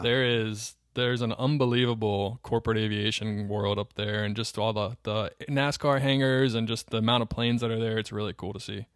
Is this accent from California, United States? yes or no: no; Charlotte, North Carolina, United States; I grew up in North Carolina. I grew up in Charlotte, North Carolina.